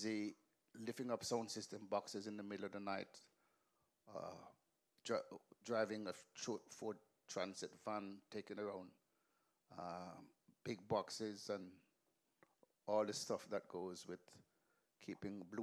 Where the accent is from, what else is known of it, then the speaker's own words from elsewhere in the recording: Kingston, Jamaica; moved away; also born or lived in England; I grew up in Western Kingston. In Denham Town, Kingston 14